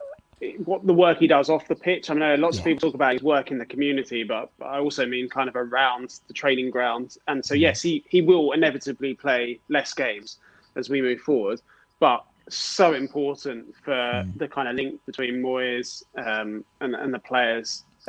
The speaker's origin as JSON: {"language": "English", "region": "South East England", "country": "United Kingdom", "tie": "born or raised there", "said": "I grew up in Kent, and where we trained was where Gillingham's youth teams played all of their games."}